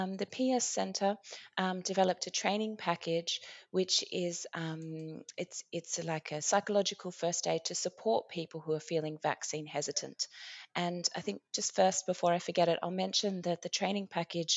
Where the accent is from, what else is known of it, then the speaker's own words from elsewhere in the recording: Australia; now in Iceland; my home country of Australia